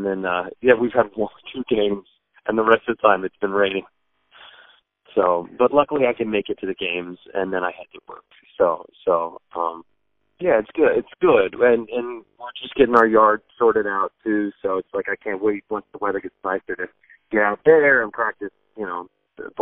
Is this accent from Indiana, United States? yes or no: no; Sacramento, California, United States; moved away as an adult; now in East Coast, United States; my wife's from L.A., I'm from Sacramento. We're both California people